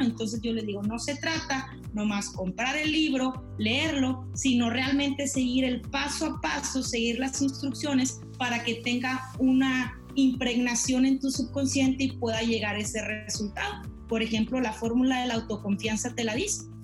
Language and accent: Spanish; La Paz, Baja California Sur, Mexico; now in Chihuahua, Mexico; Soy originaria de La Paz, Baja California Sur. Actualmente radico en Chihuahua